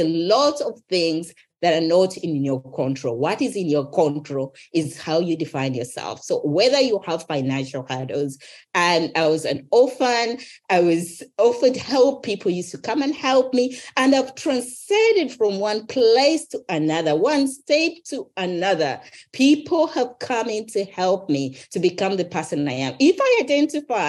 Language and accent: English; Uganda; I was raised in Uganda